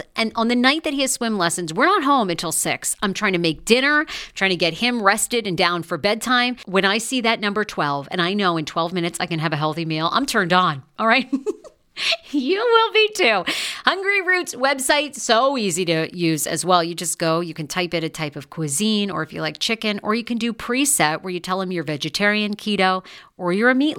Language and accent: English; Maine, United States; moved away; growing up in Maine